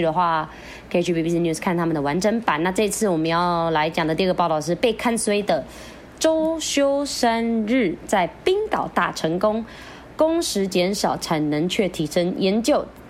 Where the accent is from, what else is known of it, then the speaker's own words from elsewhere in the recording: Philippines; 连我们菲律宾人要进去都还要看时辰啊